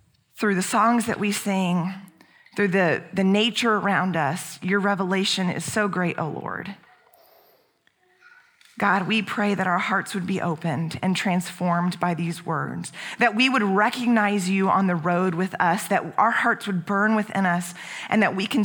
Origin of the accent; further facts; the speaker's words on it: Houston, Texas, United States; now in San Antonio, United States; that was our pastor growing up in Houston